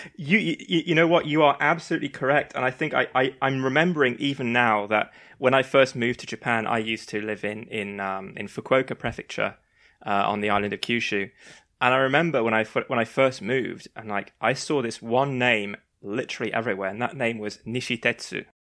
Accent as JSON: {"language": "English", "region": "London", "country": "United Kingdom", "said": "as a Londoner"}